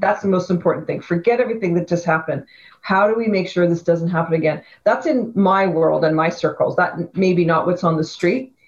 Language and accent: English; Vancouver, British Columbia, Canada; I grew up in Vancouver, on the west side of Vancouver